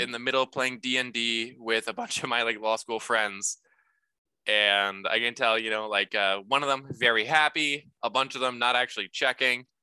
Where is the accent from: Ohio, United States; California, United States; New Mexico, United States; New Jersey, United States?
Ohio, United States; Dayton; also born or lived in Seattle, Washington; I grew up here. I'm from Dayton, Ohio